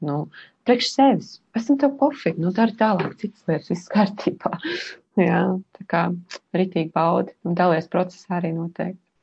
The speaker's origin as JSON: {"language": "Latvian", "town": "Sigulda", "country": "Latvia", "tie": "born or raised there", "said": "piedzimu, jā, Siguldā"}